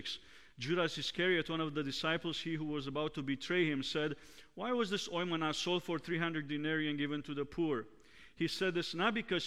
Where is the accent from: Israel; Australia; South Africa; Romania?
Romania; moved away; Growing up in Romania